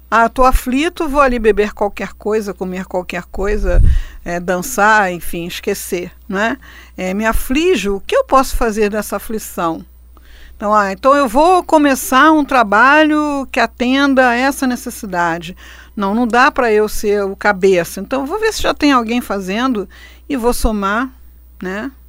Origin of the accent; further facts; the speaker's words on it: Rio de Janeiro, Brazil; born there; É, então, vamos agradecer, porque a gente nasceu no Rio de Janeiro e não nasceu na Sibéria